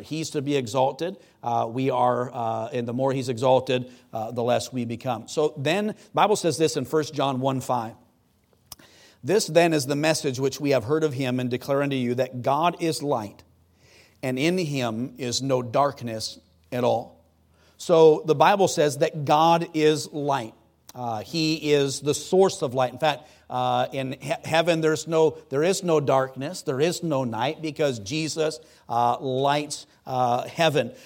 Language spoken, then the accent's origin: English; Wisconsin, United States; I grew up in Wisconsin on Lake Superior